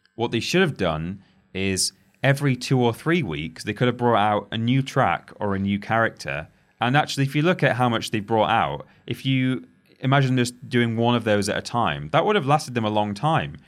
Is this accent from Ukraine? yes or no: no; England, United Kingdom; We are English.